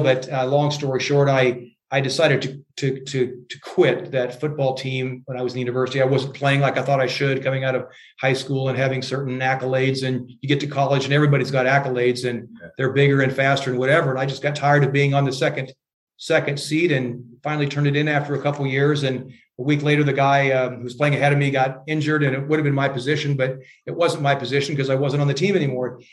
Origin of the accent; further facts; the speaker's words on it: Iowa, United States; moved away as an adult; also born or lived in Europe; I'm from Iowa